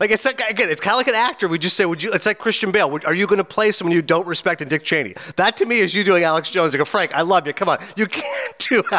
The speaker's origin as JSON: {"language": "English", "country": "Canada", "said": "I'm Canadian"}